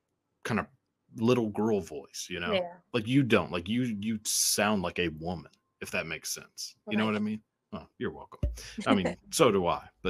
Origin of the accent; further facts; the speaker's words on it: Texas, United States; accent: Southern; growing up in Texas around like Southern accents, which I think I have a little bit of one, but not like too much